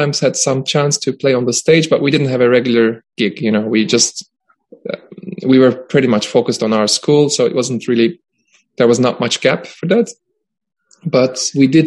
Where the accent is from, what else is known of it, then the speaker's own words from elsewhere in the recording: Istanbul, Turkey; moved away as an adult; now in Stockholm, Sweden; I was born and I grew up in Istanbul